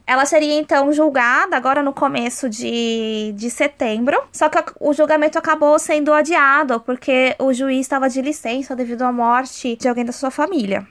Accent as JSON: {"language": "Portuguese", "country": "Brazil", "said": "a gente, como brasileiro, que é super. tem o sangue quente"}